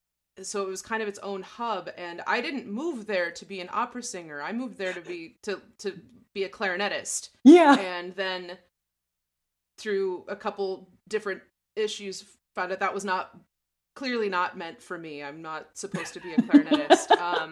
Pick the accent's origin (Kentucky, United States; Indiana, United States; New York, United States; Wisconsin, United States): Wisconsin, United States; La Crosse; also born or lived in Kansas City; my partner ended up getting a job in La Crosse, Wisconsin, which is my hometown.